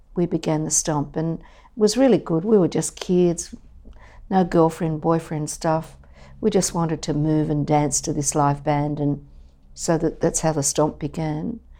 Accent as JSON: {"language": "English", "town": "Sydney", "region": "New South Wales", "country": "Australia", "tie": "born or raised there", "said": "I grew up in Mascot and then East Lakes"}